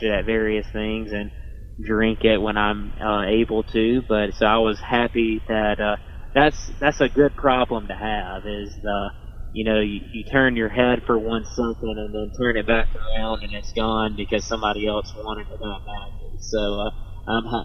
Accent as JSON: {"language": "English", "region": "Alabama", "country": "United States", "tie": "born or raised there", "said": "in the state of Alabama, I just know that just because this is my home state"}